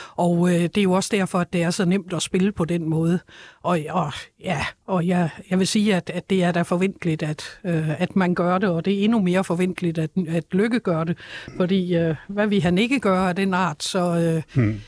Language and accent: Danish; Denmark; jeg som dansker